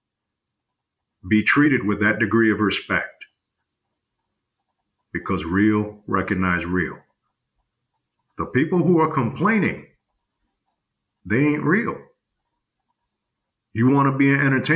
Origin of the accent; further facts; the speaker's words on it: New York, United States; I come from New York. I come from the environment that they say, fuck the next man, I gotta eat